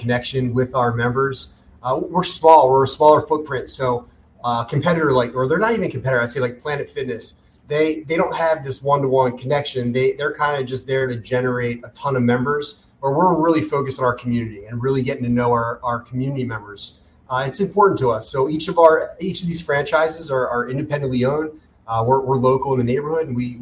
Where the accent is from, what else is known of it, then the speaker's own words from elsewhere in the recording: Maryland, United States; moved away as an adult; now in Southwest Florida, United States; We moved in August of 2020 from Maryland